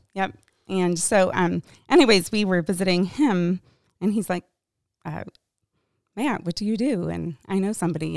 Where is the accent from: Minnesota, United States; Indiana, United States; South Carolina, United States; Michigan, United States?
Michigan, United States; I grew up in Michigan.